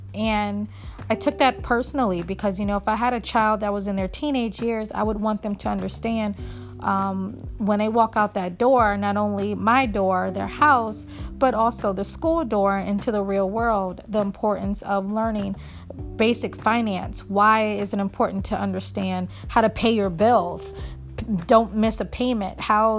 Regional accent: Virginia, United States; also born or lived in Philadelphia; now in Baltimore, United States; I live in Baltimore. I was raised in Philly, born and raised in Virginia.

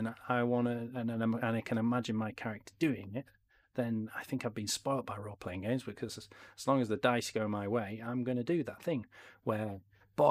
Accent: Yorkshire and the Humber, United Kingdom; I'm from Yorkshire

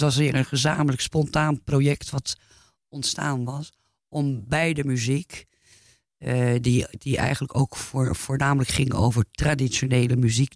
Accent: Netherlands; moved away; also born or lived in France; als Nederlander tussen hang, omdat ik natuurlijk in, ook in Frankrijk woonde toen de tijd

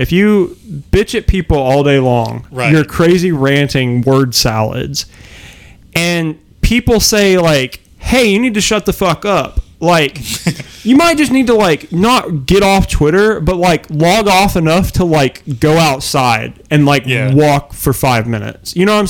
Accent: United States; We're all American boys. We're all sitting here in America just chilling

